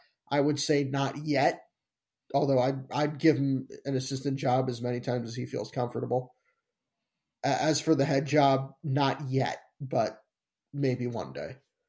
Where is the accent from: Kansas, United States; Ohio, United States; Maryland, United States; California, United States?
Maryland, United States; I'm from Maryland.